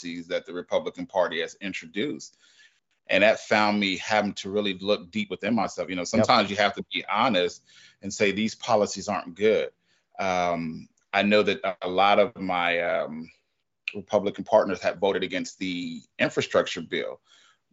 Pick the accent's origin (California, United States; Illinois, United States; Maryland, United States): California, United States; I grew up in California.